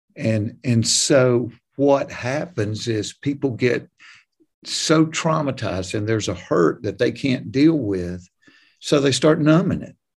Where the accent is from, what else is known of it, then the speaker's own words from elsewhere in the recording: hometown where Chick-fil-A started, Georgia, United States; Chick-fil-A started in my hometown